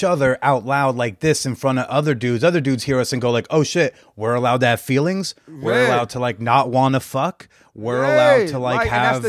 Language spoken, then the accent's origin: English; New Jersey, United States; now in New York, United States; Yeah. I'm from North Jersey. I'm a tri-state baby, yeah.